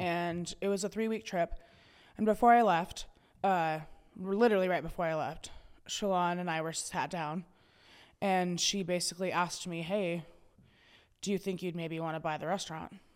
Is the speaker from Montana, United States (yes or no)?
yes; York, Montana, United States; also born or lived in Helena, Montana; I grew up in York, which is a town right outside of Helena